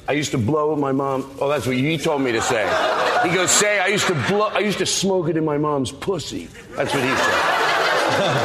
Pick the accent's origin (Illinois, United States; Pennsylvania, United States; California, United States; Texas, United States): Pennsylvania, United States; Paoli; Philadelphia, the suburbs